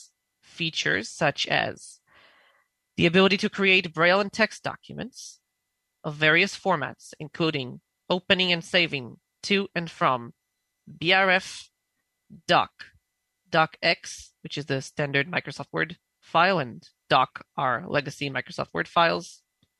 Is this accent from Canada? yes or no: no; Israel; I'm from Israel